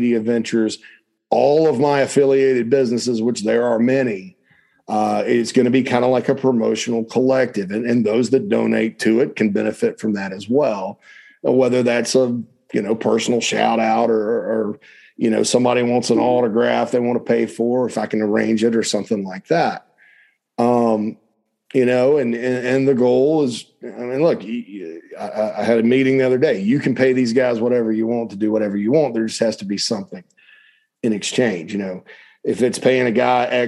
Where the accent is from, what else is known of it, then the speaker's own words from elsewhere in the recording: Spartanburg, South Carolina, United States; my hometown of Spartanburg, South Carolina, upstate South Carolina